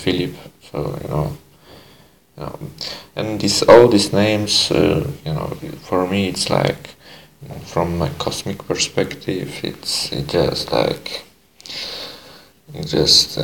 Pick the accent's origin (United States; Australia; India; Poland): Poland; English is a second language; now in Netherlands; I just used a little bit of Polish, because I'm Polish also.